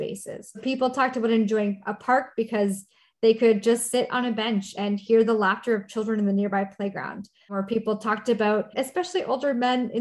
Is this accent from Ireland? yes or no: no; Canada; moved away as an adult; now in Minneapolis, United States; I'm Canadian